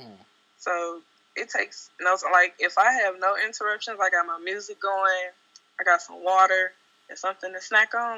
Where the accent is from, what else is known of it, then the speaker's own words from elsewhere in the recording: Jackson, Mississippi, United States; moved away as an adult; now in Dallas, United States; So I relocated from Jackson, Mississippi, where I'm originally from, to Dallas